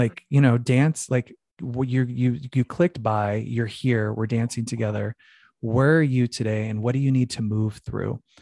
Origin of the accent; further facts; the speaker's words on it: Phoenix, Arizona, United States; growing up in Phoenix, Arizona